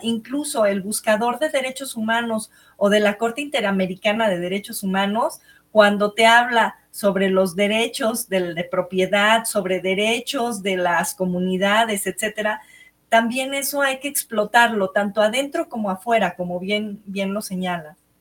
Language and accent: Spanish; Mexico; como buenos mexicanos